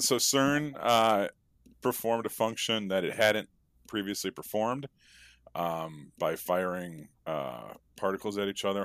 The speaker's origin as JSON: {"language": "English", "town": "Chicago", "region": "Illinois", "country": "United States", "said": "I am from Chicago"}